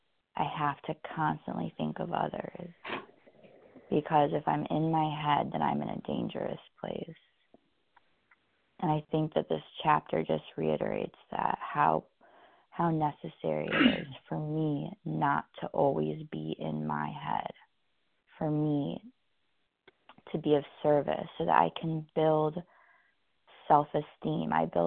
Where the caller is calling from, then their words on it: California, United States; I'm calling from California this morning.